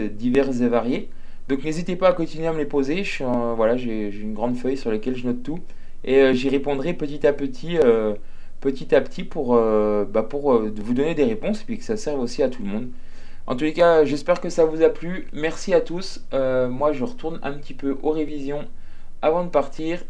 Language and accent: French; Jura, Bourgogne-Franche-Comté, France; je suis jurassien